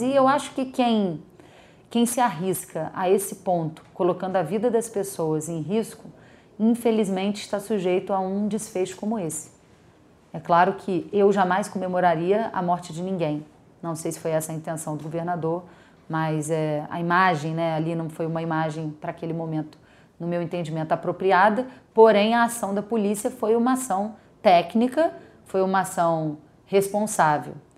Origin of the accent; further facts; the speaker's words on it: Brazil; Nós somos brasileiros, né? eu, moro no Brasil